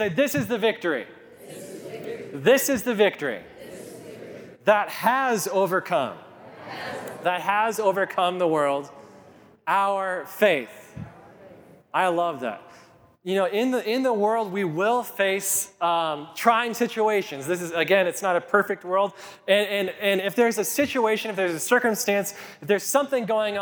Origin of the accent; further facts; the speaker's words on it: Kit Carson, Colorado, United States; When I was just 4 or 5 years old, growing up in Kit Carson, my parents lived in these apartments for low-income housing